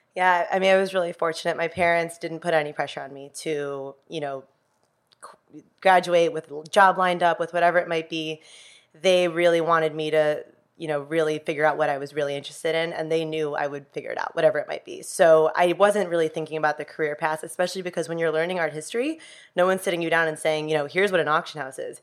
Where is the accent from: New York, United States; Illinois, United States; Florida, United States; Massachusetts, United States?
Illinois, United States; Chicago; I grew up in the city of Chicago.